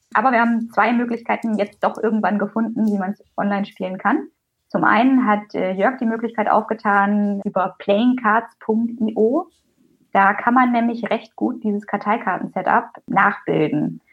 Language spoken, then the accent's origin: German; Teutoburg Forest, Germany; eine klassische Kleinstadt in Jörgs und meiner Heimat im Teutoburger Wald